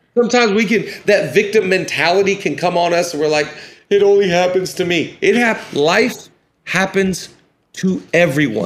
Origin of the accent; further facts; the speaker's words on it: Washington, United States; I'm from Washington.